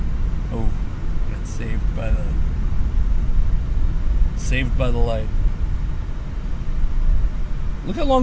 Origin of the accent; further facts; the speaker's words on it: Fife, Washington, United States; I grew up in Fife